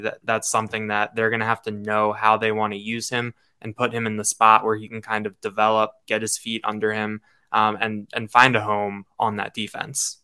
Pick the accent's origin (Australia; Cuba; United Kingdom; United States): United States; outside of Baltimore, Maryland; moved away; I grew up outside of Baltimore